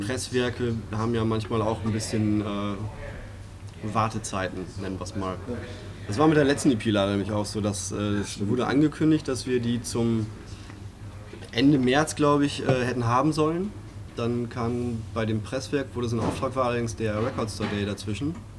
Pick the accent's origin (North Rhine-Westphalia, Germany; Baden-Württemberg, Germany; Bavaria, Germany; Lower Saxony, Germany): North Rhine-Westphalia, Germany; Greven; bei uns zu Hause in Greven